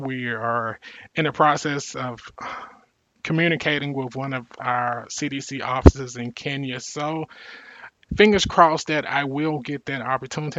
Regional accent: Mississippi Delta, United States; growing up poor in the Mississippi Delta, one of the uh, poorest re- regions in the country

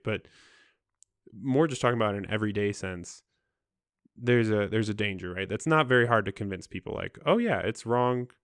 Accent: Midwest, United States; I'm from the Midwest

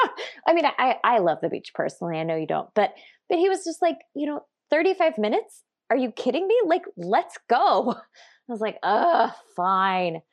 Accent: California, United States; I'm from California, and I love it here

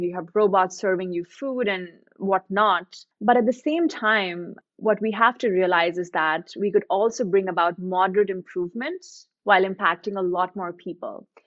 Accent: India; coming from India, growing up in India

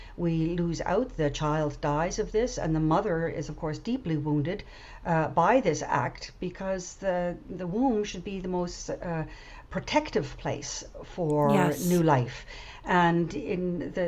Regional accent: PEI, Prince Edward Island, Canada; moved away as an adult; also born or lived in Germany; we decided to move back to PEI, where I had grown up

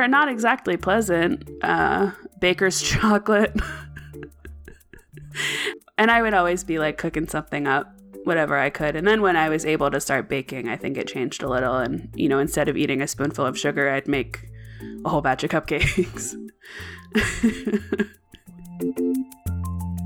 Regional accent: Maine, United States; I grew up in Maine

